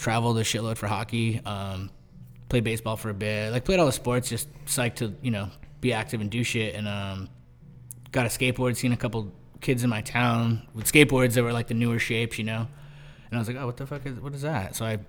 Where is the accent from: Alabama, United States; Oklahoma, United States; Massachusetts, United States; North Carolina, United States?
Massachusetts, United States; Chatham; now in New York, United States; Cape Cod's like, I grew up in Chatham. It's like, most of Cape Cod, it's like a fishing area. It's like a peninsula on the northeast coast that sticks out below Canada and Maine and all that stuff. And yeah, it's just like fishing.